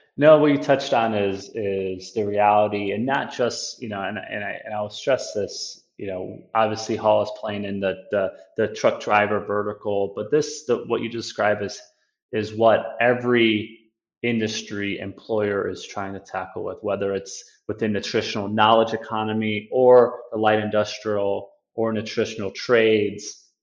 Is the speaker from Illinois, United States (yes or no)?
yes; Chicago, Illinois, United States; born and raised in Chicago um, north side